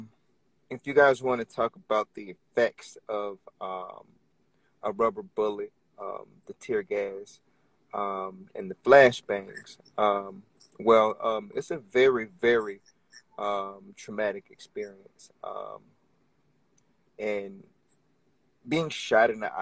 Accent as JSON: {"language": "English", "town": "Orlando", "region": "Florida", "country": "United States", "tie": "born or raised there", "moved": "as an adult", "lives_now": "Richmond, United States", "said": "I'm originally from Orlando, Florida. I moved to Richmond, Virginia 5 years ago"}